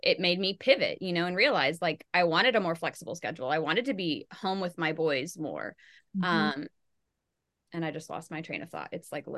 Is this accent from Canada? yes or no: no; Michigan, United States; like I grew up in Michigan and the auto industry is huge there.